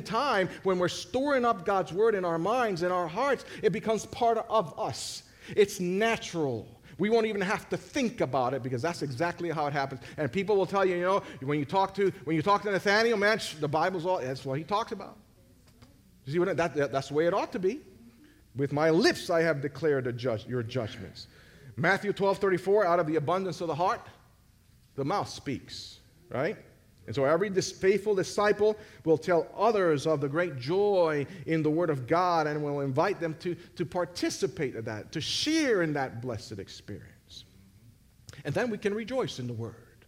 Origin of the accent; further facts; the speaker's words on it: Puerto Rico; I'm from Puerto Rico.